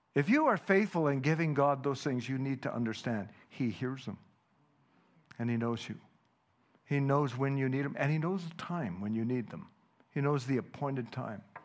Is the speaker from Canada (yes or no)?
yes; Canada; first language Dutch; English is a second language; I was born in Canada